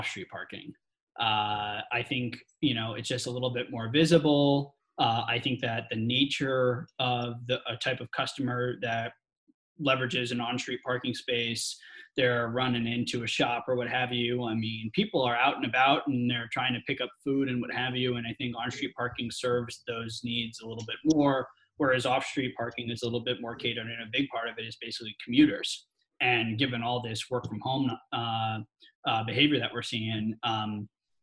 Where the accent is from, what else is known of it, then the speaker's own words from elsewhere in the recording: New York City, New York, United States; now in San Francisco, United States; I was born in Manhattan